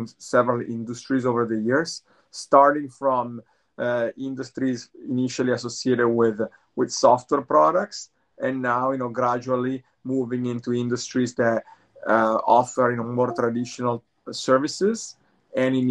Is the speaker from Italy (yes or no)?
yes; Italy; moved away as an adult; now in Bay Area, United States; I'm originally from Italy, but I'm based in the Bay Area. I've been in the Bay Area for over 20 years.